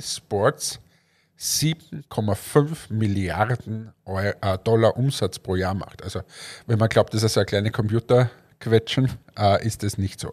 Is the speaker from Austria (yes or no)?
yes; Austria; wir fühlen uns ja immer als der kleine Bruder von Deutschland, wir sind ja immer die Kleinen